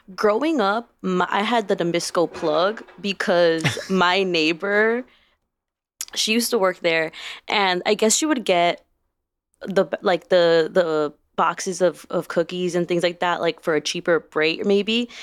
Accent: Chicago, Illinois, United States; I grew up on the Southwest side, and I had, like, four corner stores that I could walk to within ten minutes

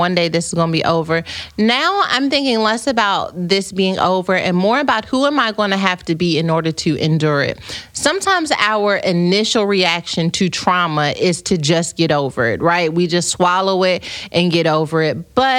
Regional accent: United States; Unlike us Americans, always trying to take the shortcuts.

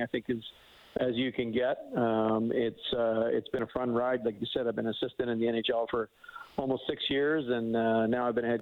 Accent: Spruce Grove, Alberta, Canada; moved away; I grew up there in Spruce Grove

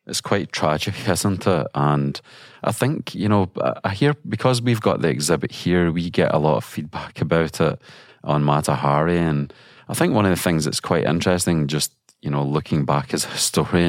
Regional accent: Scotland, United Kingdom; being a Scot

